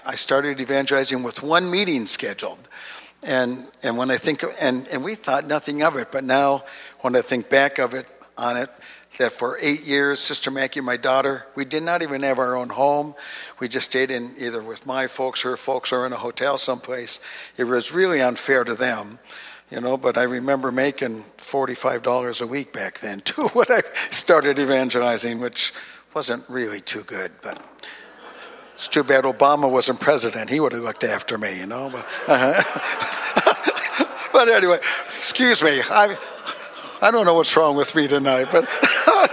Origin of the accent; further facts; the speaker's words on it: Duluth, Minnesota, United States; I was born and raised in Duluth, Minnesota